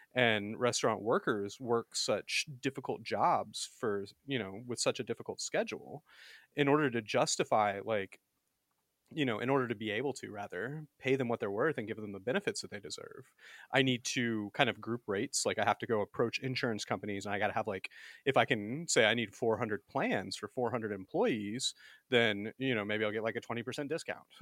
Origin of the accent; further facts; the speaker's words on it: Alabama, United States; I was born and raised in the Deep South, actually. I'm from Alabama